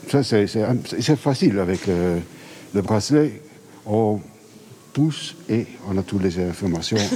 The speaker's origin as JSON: {"language": "French", "town": "Bruges", "region": "Flanders", "country": "Belgium", "said": "nous venons de Bruges"}